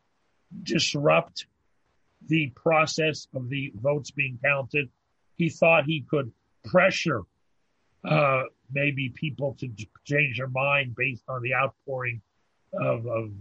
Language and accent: English; United States; now in Montreal, Canada; Living in Canada, an expatriate, an exiled American.